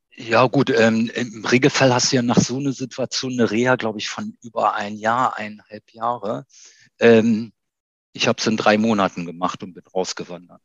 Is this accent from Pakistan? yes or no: no; Iran; now in Hanover, Germany; mein Name kommt aus dem Iran. Ich bin eigentlich Iraner, habe Doppelstaatsbürgerschaft, also bin deutsch-iranisch